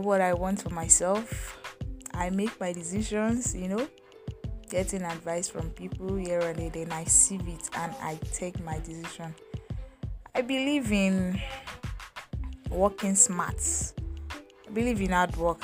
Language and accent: English; Ogbomoso, Oyo, Nigeria; also born or lived in Agbado, Ijaiye (schooling); I hail from Oyo State, Ogbomoso local government